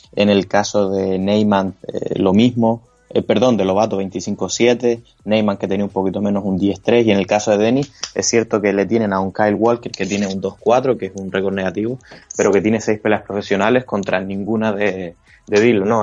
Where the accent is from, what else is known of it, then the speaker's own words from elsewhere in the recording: Canary Islands, Spain; Yo como canario